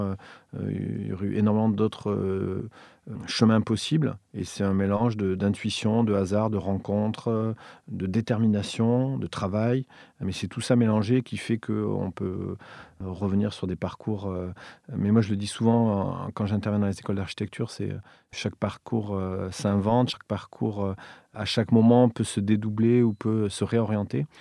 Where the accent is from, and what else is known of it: Villefranche-de-Rouergue, Occitania, France; born or raised there; moved away; also born or lived in Montréal / Paris